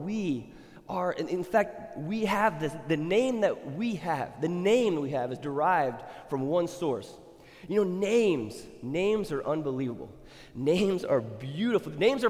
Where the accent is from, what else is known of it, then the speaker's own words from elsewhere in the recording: Thailand; moved away; when I grew up in Thailand, names were very... They characterize who the person was or who they looked like.